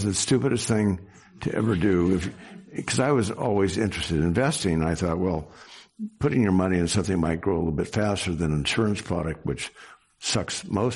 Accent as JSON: {"language": "English", "town": "Sacramento", "region": "California", "country": "United States", "tie": "born or raised there", "also_born_or_lived": "San Francisco", "said": "I was born in Sacramento, so basically grown up here and spent my whole life here in California"}